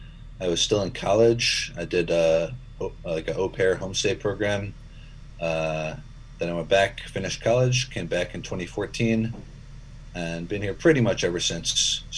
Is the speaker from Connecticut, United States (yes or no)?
yes; Connecticut, United States; moved away as an adult; also born or lived in China; I've been living in China for about 7 years. I'm from Connecticut, U.S. originally. And I don't know if I consider myself a China expert, but I do speak Chinese fluently.